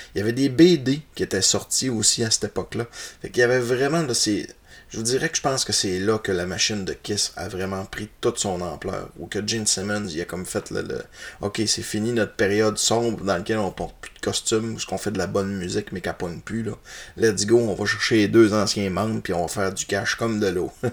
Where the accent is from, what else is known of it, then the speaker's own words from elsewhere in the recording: Roberval, Quebec, Canada; je suis un natif de Robertval